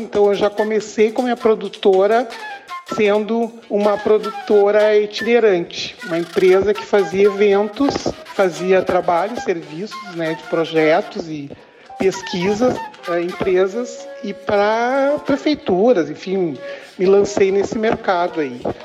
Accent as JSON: {"language": "Portuguese", "town": "Palmeira das Missões", "region": "Rio Grande do Sul", "country": "Brazil", "tie": "born or raised there", "also_born_or_lived": "Porto Alegre / São Leopoldo / Santa Maria", "moved": "as an adult", "said": "Eu sou natural de Palmeira das Missões"}